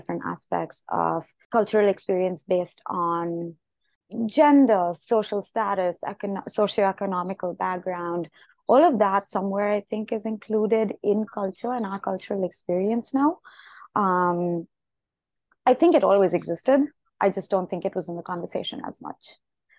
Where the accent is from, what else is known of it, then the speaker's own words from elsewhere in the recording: India; moved away as an adult; now in United States; I grew up in India. I've been to boarding school abroad. I'm currently in the US and have been here for a few years